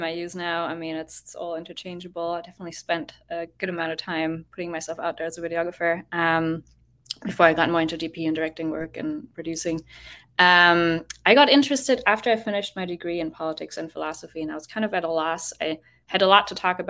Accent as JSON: {"language": "English", "country": "Germany", "moved": "as an adult", "lives_now": "Boston, United States", "said": "I'm from Germany, but haven't been there in a hot second. I'm based in Boston these days"}